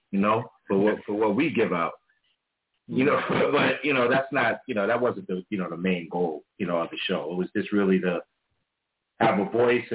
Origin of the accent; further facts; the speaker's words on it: New York City, New York, United States; also born or lived in Brooklyn; I was born in Harlem, but I spent the early years in Harlem